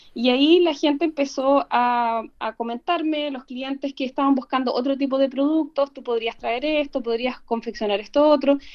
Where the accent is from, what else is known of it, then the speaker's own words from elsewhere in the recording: Valdivia, Los Ríos, Chile; yo soy de regiones, soy de Valdivia